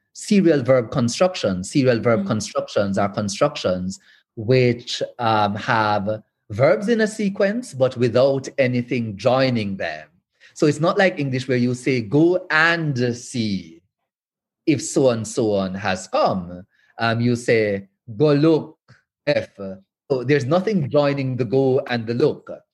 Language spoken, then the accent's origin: English; Western Jamaica, Jamaica; I'm from Western Jamaica.